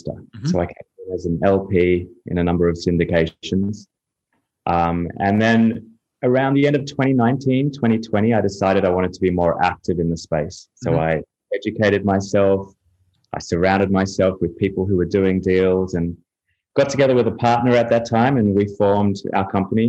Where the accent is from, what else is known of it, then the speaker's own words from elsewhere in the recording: Australia; also born or lived in United Kingdom / Europe / Chicago; now in Miami, United States; I'm from Australia originally. I've lived in a few places around the world, lived in the UK and Europe for a while. Lived in Chicago, and I'm now based in Miami, Florida.